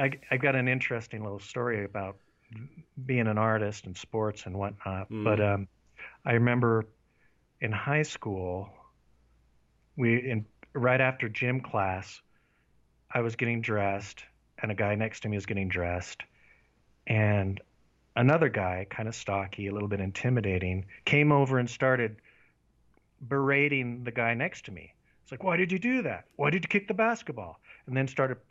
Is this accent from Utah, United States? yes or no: yes; Paradise, Utah, United States; also born or lived in Salt Lake City, Utah; I was born in Salt Lake City, and when I was 2 years old, we moved to a town called Paradise, which is up in the northern part of Utah, and it's a very rural town.